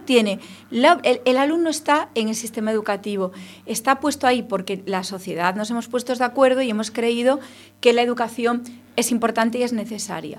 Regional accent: Ferrol, Galicia, Spain; somos de Ferrol los dos

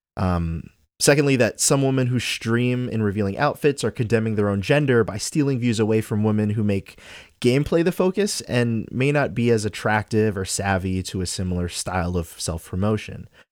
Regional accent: Trinidad & Tobago; moved away; I'm from Trinidad. We don't have football. Like, I grew up watching cricket.

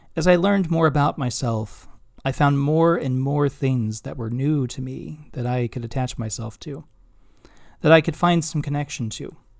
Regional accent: Kansas City, Missouri, United States; moved away as an adult; also born or lived in Chicago; now in Binghamton, United States; my six-year-old self, whose life changed dramatically when he moved with his parents from Chicago to Kansas City

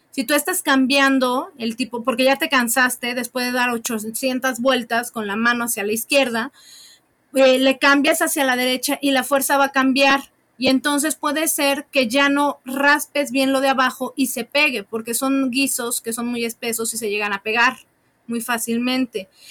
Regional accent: Puebla, Mexico; tres cosas comemos los poblanos

